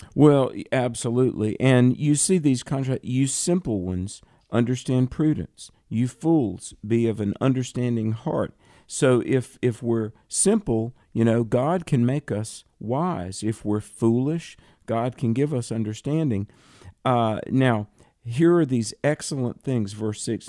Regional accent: the South, United States; I'm from the South

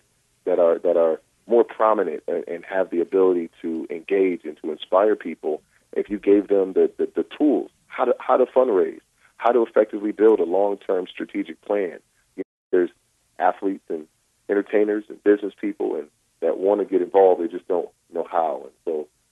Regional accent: Rochester, New York, United States; my hometown of Rochester, New York

